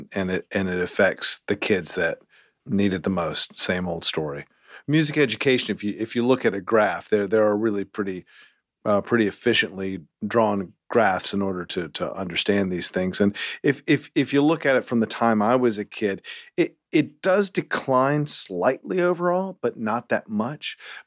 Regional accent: Salem, North Carolina, United States; also born or lived in Greensboro; Greensboro. Was in Salem, actually. I was born in Greensboro, and then we moved when I was 4.

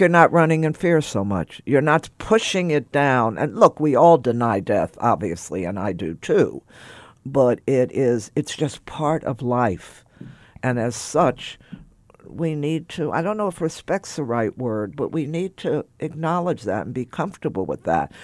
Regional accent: Texas, United States; growing up in Texas in the fifties

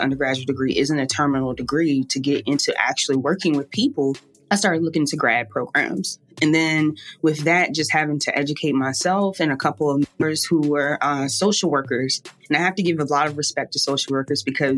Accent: Richmond, Virginia, United States; now in New Orleans, United States; I'm from Richmond, Virginia, and I'm currently living down in New Orleans.

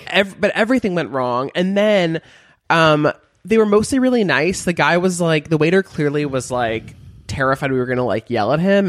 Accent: Beverly Hills, California, United States; moved away; I'm from Beverly Hills

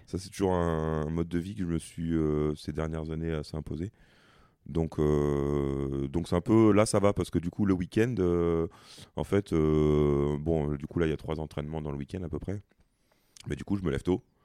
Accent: Provence-Alpes-Côte d'Azur, France; moved away; je suis originaire de la Côte d'Azur, donc euh, c'est un peu la maison

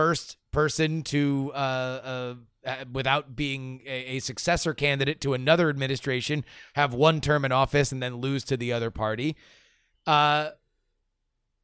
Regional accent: Florida, United States; I'm from Florida, so Florida politics is my natural inclination

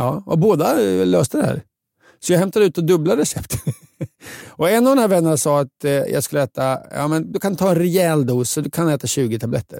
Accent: Linköping, Östergötland, Sweden; min hemstad Linköping

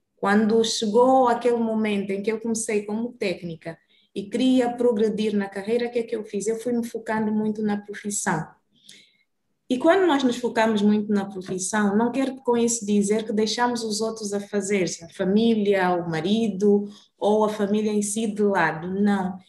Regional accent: Luanda, Luanda Province, Angola; moved away as an adult; also born or lived in Brazil; Saí de Luanda com 18 anos

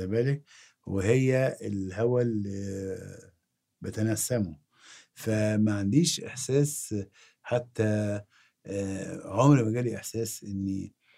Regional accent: Egypt; أنا مصري

